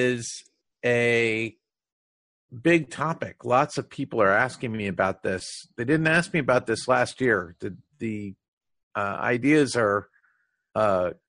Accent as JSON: {"language": "English", "country": "United States", "first_language": "English", "said": "I'm an American and I approach the testing industry from an American perspective"}